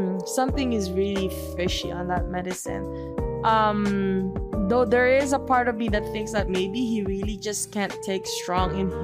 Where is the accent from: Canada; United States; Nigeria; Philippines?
Philippines; me being Filipino, that Filipino pride be hitting me different